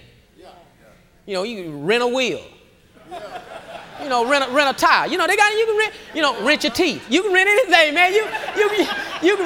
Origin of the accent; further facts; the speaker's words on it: Houston, Texas, United States; I grew up in Acres Home, and across the bayou, we had a bayou that ran on the back of the community